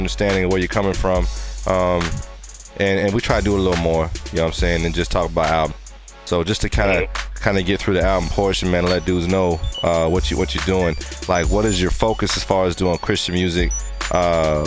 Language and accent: English; San Diego, California, United States; I'm from San Diego